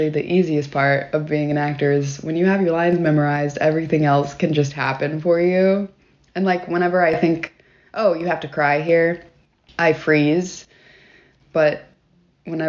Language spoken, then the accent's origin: English; Knoxville, Tennessee, United States; moved away as an adult; also born or lived in Murfreesboro, Tennessee / Nashville, Tennessee / New York; now in Atlanta, United States; Originally, I am from Knoxville, Tennessee.